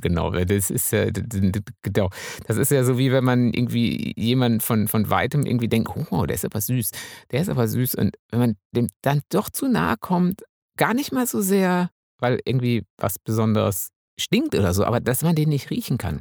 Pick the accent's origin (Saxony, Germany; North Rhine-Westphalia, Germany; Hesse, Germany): North Rhine-Westphalia, Germany; Münsterland; ich bin ja Münsterländer